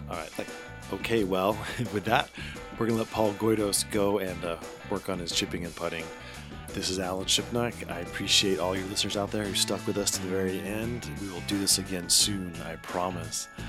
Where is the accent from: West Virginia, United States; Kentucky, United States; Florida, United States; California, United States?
California, United States; Salinas; I'm born and raised in Salinas